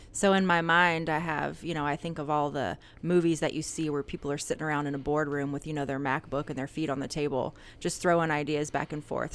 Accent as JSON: {"language": "English", "town": "Atlanta", "region": "Georgia", "country": "United States", "tie": "born or raised there", "also_born_or_lived": "Texas", "moved": "as an adult", "lives_now": "Van Meter, United States", "said": "I grew up in Atlanta"}